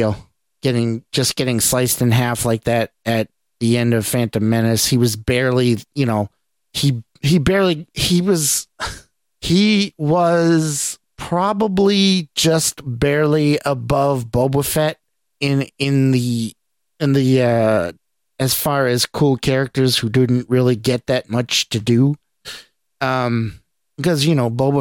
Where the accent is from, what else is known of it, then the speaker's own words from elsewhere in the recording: New England, United States; accent: New England; I'm from New England, I have an accent.